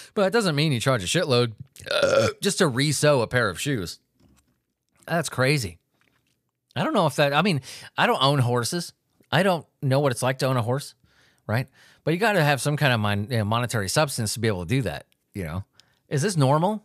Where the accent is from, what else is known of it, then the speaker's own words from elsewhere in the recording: Paducah, Kentucky, United States; I'm from Paducah, Kentucky.